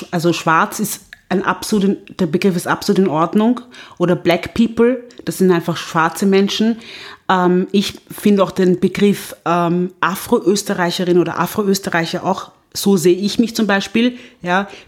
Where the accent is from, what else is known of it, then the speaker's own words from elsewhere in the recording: Vienna, Austria; na, ich komme aus Wien